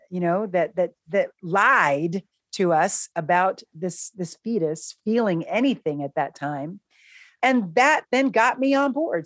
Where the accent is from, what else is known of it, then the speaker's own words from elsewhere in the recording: New York City, New York, United States; now in Philadelphia, United States; I'm a New Yorker